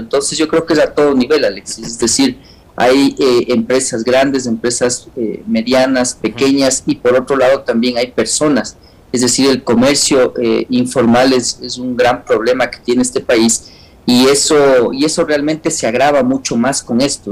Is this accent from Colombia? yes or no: no; Ecuador